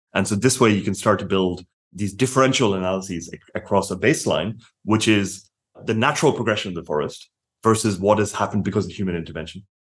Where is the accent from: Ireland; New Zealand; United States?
Ireland; I'm Irish